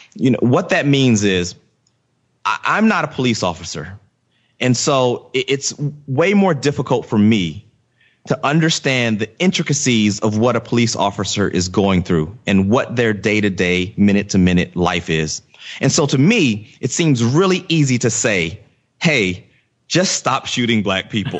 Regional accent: Virginia, United States; I grew up in Virginia

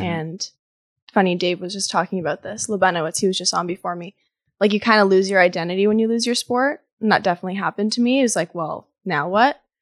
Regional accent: Ottawa, Ontario, Canada; moved away as an adult; also born or lived in Toronto; I was raised in Ottawa, but moved to Toronto to study interior design as undergrad

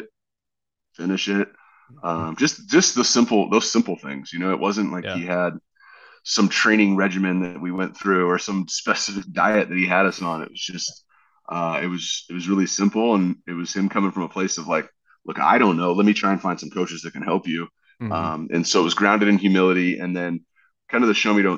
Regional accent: Dana Point, California, United States; also born or lived in Westlake Village, California / Fresno, California / Colorado; I was born in Westlake Village. I lived in Fresno for a little bit. I lived in Colorado for a little bit, but really I grew up starting in third grade in South Orange County, California, in Dana Point.

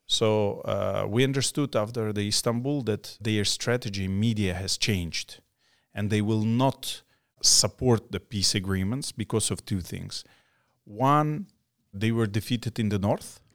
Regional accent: Crimea, Ukraine; born or raised there; also born or lived in Samarkand, Uzbekistan

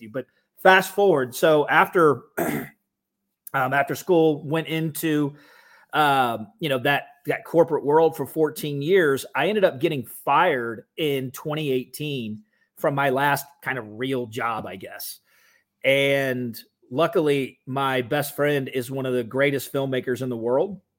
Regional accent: Atlanta, Georgia, United States; growing up in Atlanta, at least during my teenage years uh, we have the same thing.

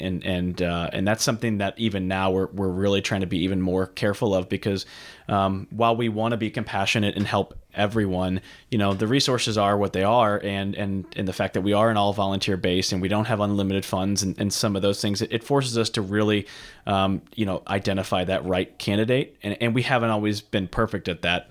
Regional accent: St. Charles, Missouri, United States; I grew up in Saint Charles, Missouri

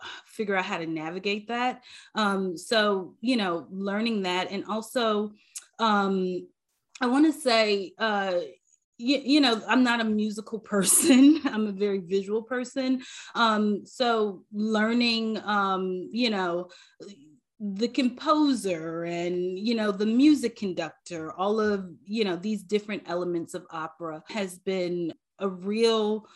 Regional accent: Chicago, Illinois, United States; moved away; growing up in Chicago, you know, like, I didn't grow up in the suburbs. I grew up in the city.

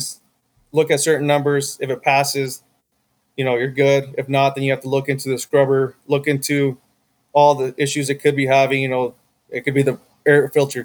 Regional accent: Winnemucca, Nevada, United States; now in Las Vegas, United States; I grew up in Winnemucca

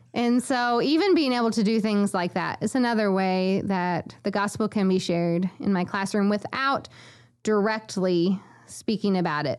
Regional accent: McLeansboro, Illinois, United States; moved away as an adult; also born or lived in Honduras; my hometown of McLeansboro, where I grew up my whole life

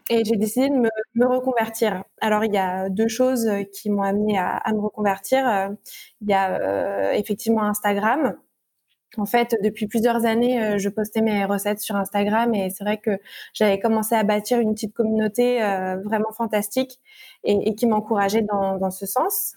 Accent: Normandy, France; je suis née en Normandie

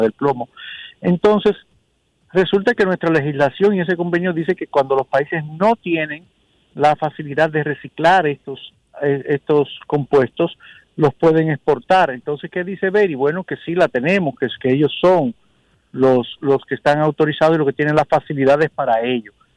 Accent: Dominican Republic; nosotros como dominicanos

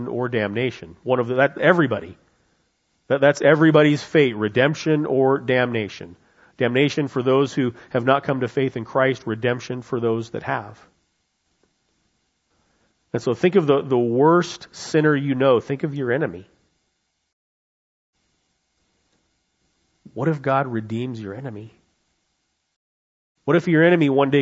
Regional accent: United States; as an American, as someone who loves freedom

